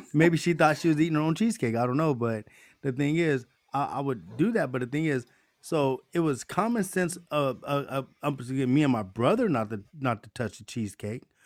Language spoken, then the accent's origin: English; United States; us as American people